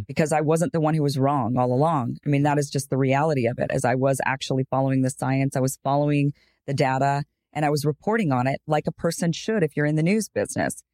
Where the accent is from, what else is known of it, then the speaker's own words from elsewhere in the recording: Boise, Idaho, United States; I'm from Boise, Idaho, grew up, and it's pretty predominantly white